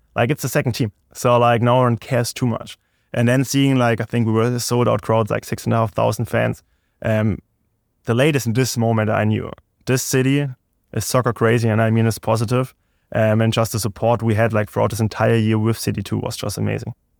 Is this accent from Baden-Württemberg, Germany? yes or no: yes; Stuttgart, Baden-Württemberg, Germany; English is a second language; moved away as an adult; also born or lived in Hickory, North Carolina; now in United States; I'm from Stuttgart, uh, Germany, so it's like, uh, more like dialect accent thing.